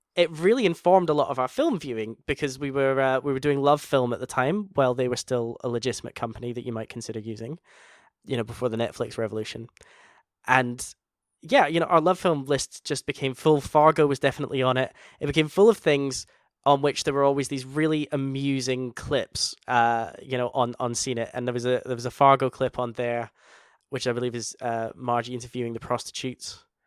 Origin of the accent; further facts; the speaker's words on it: Scotland, United Kingdom; we're both Scottish.